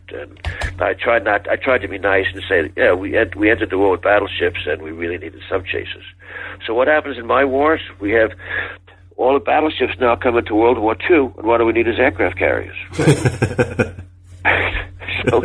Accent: Texas, United States; accent: Southern Texas; And I hope you don't mind my Southern Texas accent.

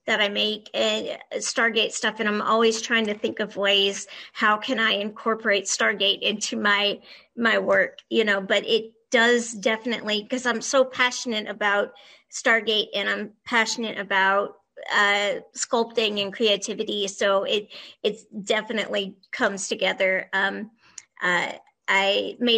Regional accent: Texas, United States; I'm from Texas

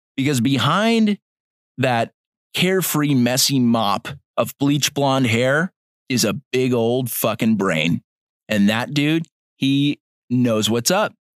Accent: United States; I'm an American

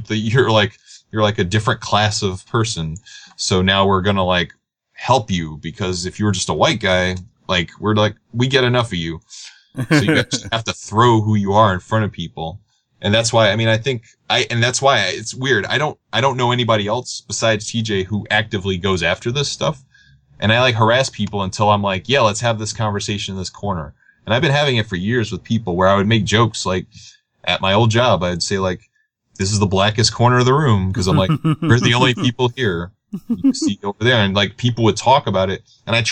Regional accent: New York, United States; I'm me from New York

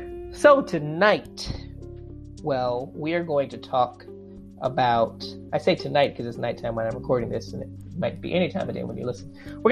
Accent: New York, United States; also born or lived in South Korea; As you know, I'm a Black doctoral student. I live in Queens, New York. I was born and raised in New York, although I've lived in a couple of other places.

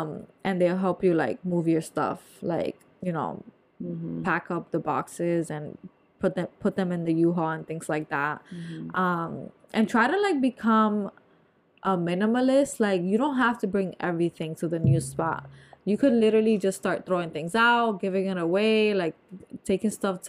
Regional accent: New Jersey, United States; I'm from North Jersey.

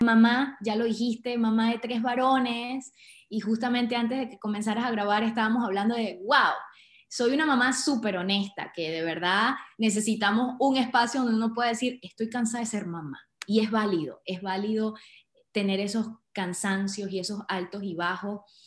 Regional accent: Andes of Venezuela, Trujillo, Venezuela; moved away as an adult; also born or lived in Caracas, Venezuela / Louisiana, United States / Russia / Indonesia; now in India; Soy venezolana, nacida en Caracas, pero de corazón gocho, trujillana, y porque me crié en los Andes de Venezuela.

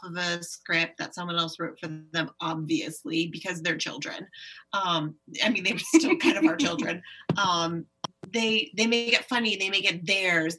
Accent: United States; as an American

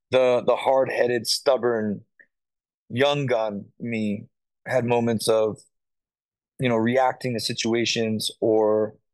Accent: South Carolina, United States; You know, like I came up from South Carolina, I didn't know any of these dudes.

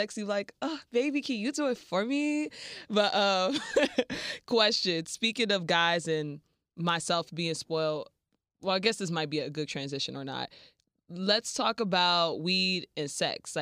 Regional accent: Chicago suburbs, Illinois, United States; I'm from the suburbs, kind of like Miami is to Homestead, Chicago is to my hometown. So I, growing up as a suburbanite

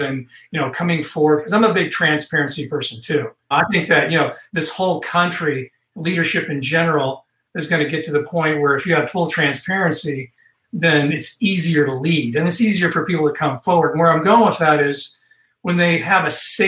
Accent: Northern California, United States; now in Texas, United States; I'm from Northern California

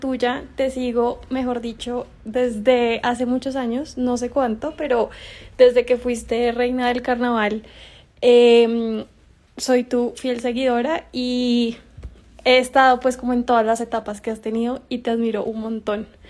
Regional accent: Bogotá, Bogotá Capital District, Colombia; yo soy de Bogotá, Colombia y tengo 28 años

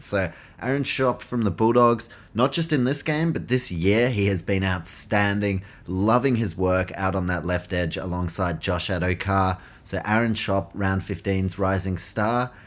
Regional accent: New Zealand; as a Kiwi

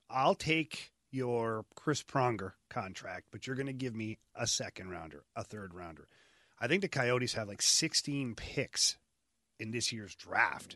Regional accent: Ottawa, Ontario, Canada; moved away; go back to Ottawa, uh, my hometown.

